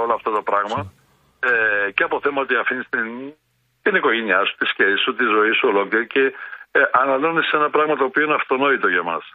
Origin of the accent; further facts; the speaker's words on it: a village in Domokos municipality, Central Greece, Greece; στο χωριό το δικό μου